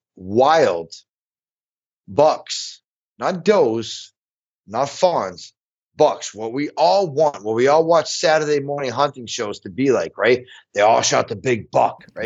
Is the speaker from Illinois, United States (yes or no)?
yes; Illinois, United States; my home state, Illinois